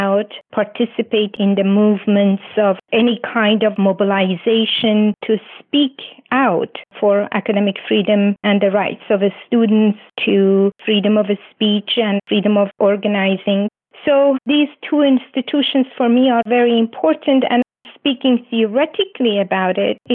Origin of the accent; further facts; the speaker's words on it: Iran; also born or lived in Canada; now in Toronto, Canada; I'm originally from Iran and living in what I call perpetual exile in Canada